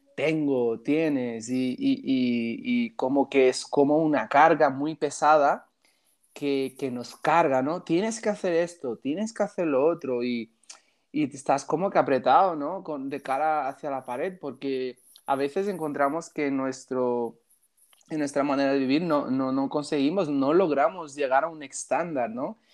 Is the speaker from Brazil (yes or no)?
yes; Brazil; now in Balaguer, Spain; soy de Brasil, tengo 31 años